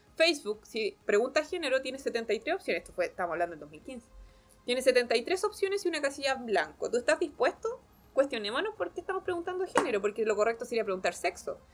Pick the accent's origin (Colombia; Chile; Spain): Chile; como sociedad chilena